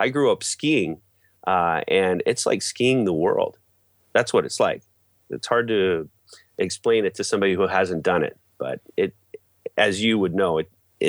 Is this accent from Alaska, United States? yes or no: yes; Alaska, United States; born there; I was born in Alaska and have traveled extensively.